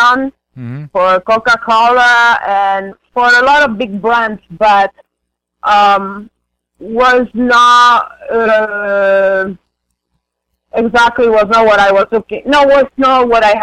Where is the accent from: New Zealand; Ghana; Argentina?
Argentina; English is a second language; moved away as an adult; now in Miami, United States; I am coming from Argentina. I moved here 17 years ago